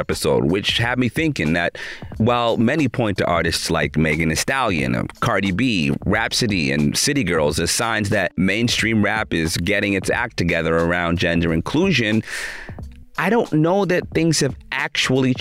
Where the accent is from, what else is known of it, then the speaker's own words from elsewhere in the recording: Toronto, Ontario, Canada; my hometown of Toronto